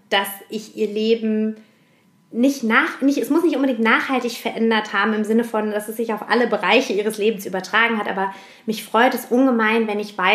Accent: Heusenstamm, Hesse, Germany; born or raised there; also born or lived in Frankfurt

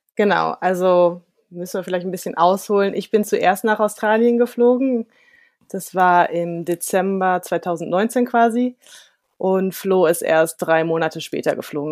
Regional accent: Germany; als Deutscher

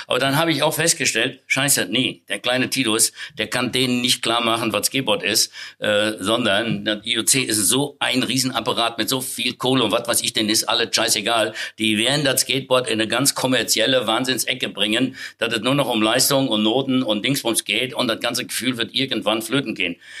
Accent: Siegerland, North Rhine-Westphalia, Germany; in meinem Heimatort, äh, da wo ich geboren bin, äh, oder in der Nähe, das ist die Erzquell-Brauerei

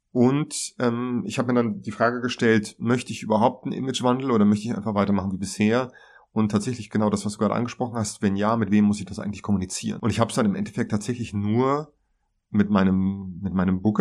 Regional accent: Hesse, Germany; also born or lived in Mainz; Ja, also ich bin gebürtiger Mainzer. Ich bin dann eigentlich rechtsrheinisch aufgewachsen in Hessen.

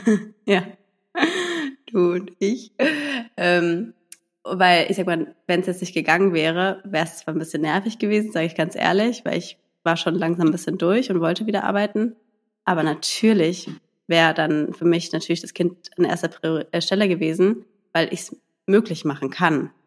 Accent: a village near Heidelberg, Baden-Württemberg, Germany; now in Berlin, Germany; ich komme ja aus dem Dorf, ähm, aus Heidelberg, also einer kleinen Stadt und da bei einem Dorf.

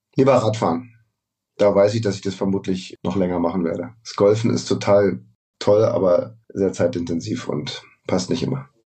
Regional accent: Berlin, Germany; moved away as an adult; also born or lived in Munich; ich bin in Tempelhof geboren und aufgewachsen

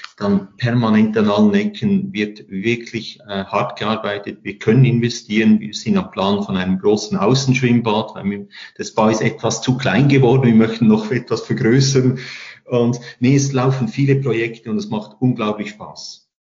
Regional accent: Lucerne, Switzerland; now in Interlaken, Switzerland; Als Luzerner

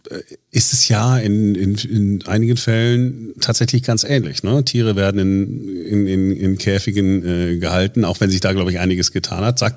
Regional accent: Duisburg, North Rhine-Westphalia, Germany; Äh, ich bin in Duisburg aufgewachsen.

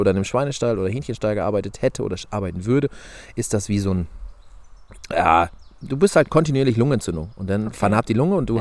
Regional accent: Lower Saxony, Germany; ich komme aus Niedersachsen, wohne im Landkreis Diepholz

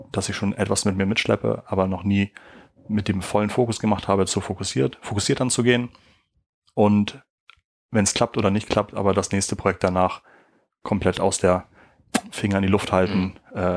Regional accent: Schleswig-Holstein, Germany; ich fahre also gerne mal nach Schleswig-Holstein, wo ich herkomme und fahre auch gerne mal an der Autobahnausfahrt vorbei und fahre einfach weiter.

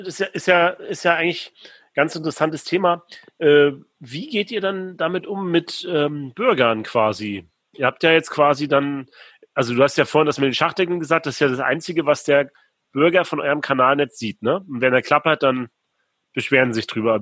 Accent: Rostock, Mecklenburg-Vorpommern, Germany; ist ja meine Heimatstadt Rostock

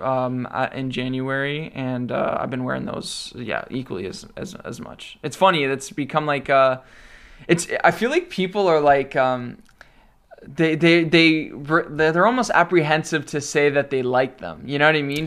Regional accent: Mississauga, Ontario, Canada; also born or lived in Toronto; for the vast majority of my life, I've lived in Mississauga.

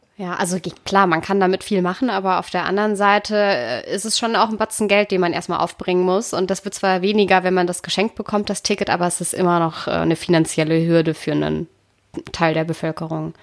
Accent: Konstanz, Baden-Württemberg, Germany; ich bin ja in der Nähe der Schweizer Grenze groß geworden

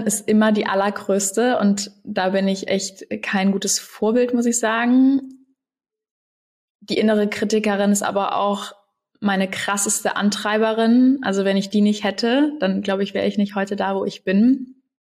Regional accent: Cologne, North Rhine-Westphalia, Germany; Ich komme ja eigentlich aus Köln

